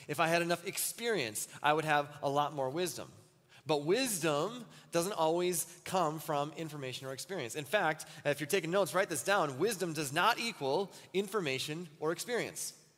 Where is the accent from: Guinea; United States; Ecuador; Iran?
United States; Wells, Minnesota; also born or lived in Muncie, Indiana; when I was a kid, we lived in southern Minnesota, almost next to the Iowa border, Wells, Minnesota